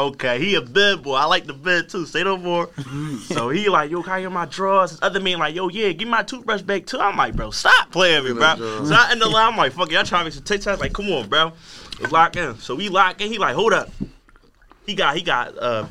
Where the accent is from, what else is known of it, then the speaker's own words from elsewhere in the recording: Philadelphia, Pennsylvania, United States; I'm from Southwest, too